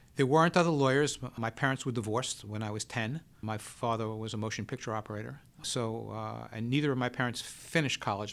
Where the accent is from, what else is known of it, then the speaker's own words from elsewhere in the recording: New York City, New York, United States; I grew up in the Bronx